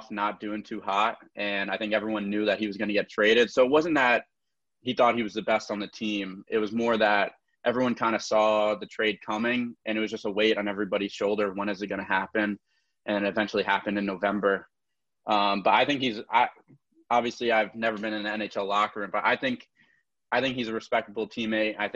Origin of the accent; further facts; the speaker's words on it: Connecticut, United States; I'm a Devils fan, but I'm from Connecticut. So all my buddies, everyone I grow up around are Rangers fans.